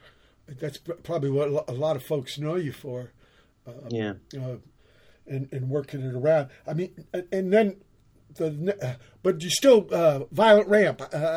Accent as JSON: {"language": "English", "town": "San Pedro", "region": "California", "country": "United States", "tie": "born or raised there", "also_born_or_lived": "Virginia"}